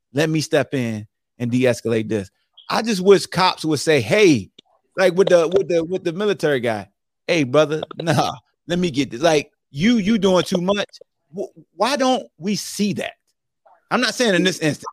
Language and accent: English; Newport News, Virginia, United States; I'm from Bad News, Hampton, Virginia.